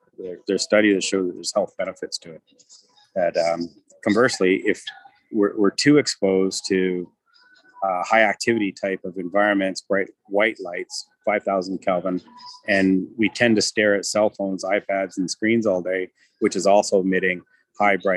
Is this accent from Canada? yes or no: yes; Canada; we're from Canada